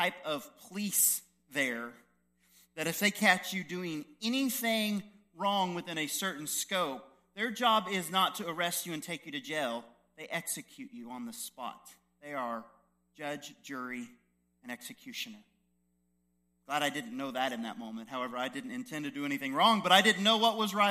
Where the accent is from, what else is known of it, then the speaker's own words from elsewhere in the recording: United States; I'm just a white American.